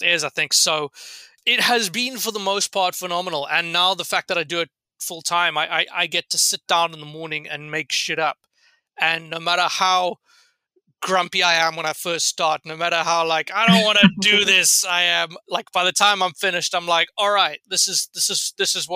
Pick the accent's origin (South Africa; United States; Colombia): South Africa; moved away as an adult; also born or lived in London, United Kingdom; now in Canada; I'm originally South African, but have lived in London for the past 6 years.